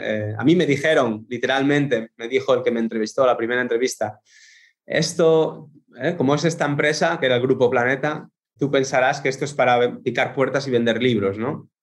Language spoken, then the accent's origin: Spanish; Asturias, Spain; moved away as an adult; now in Netherlands; soy español, eh, de Asturias, del norte, noroeste.